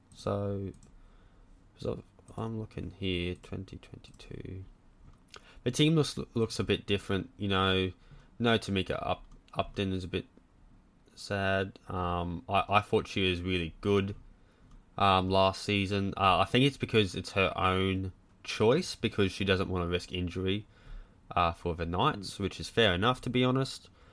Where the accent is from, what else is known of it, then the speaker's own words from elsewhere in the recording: Cloncurry, Queensland, Australia; I'm from Cloncurry.